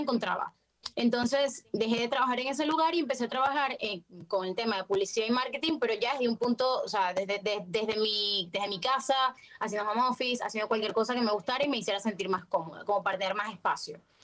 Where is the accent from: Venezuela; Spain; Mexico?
Venezuela; moved away as an adult; now in Buenos Aires, Argentina; yo vivo en Argentina, vivo en Buenos Aires desde hace cuatro años, pero soy de Venezuela, por si no lo notaron por mi acento